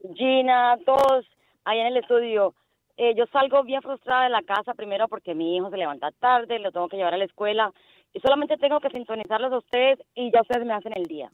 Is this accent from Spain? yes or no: no; Chicago, Illinois, United States; yo me crié en la ciudad de los vientos, en la ciudad de Chicago